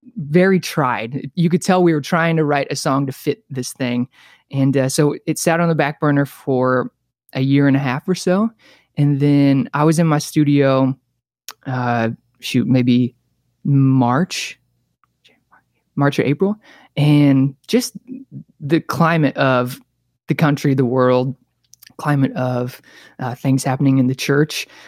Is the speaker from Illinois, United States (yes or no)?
yes; Bethalto, Illinois, United States; moved away as an adult; now in California, United States; I was born and raised in a town called Bathalto, Illinois, like twenty-five minutes outside of Saint Louis